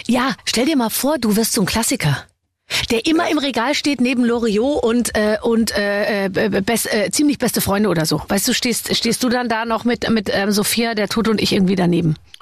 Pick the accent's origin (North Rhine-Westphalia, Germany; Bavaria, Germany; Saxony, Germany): Bavaria, Germany; Munich; ich komme ja aus München